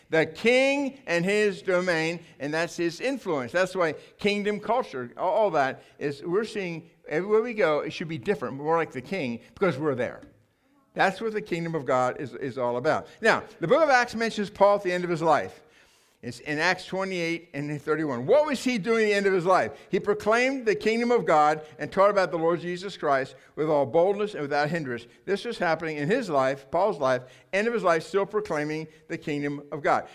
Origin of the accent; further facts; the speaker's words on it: United States; I'm an American